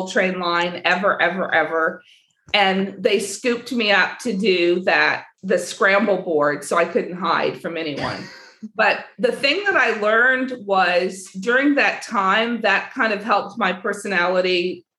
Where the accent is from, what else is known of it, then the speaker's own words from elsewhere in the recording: Southern California, United States; I grew up in Southern California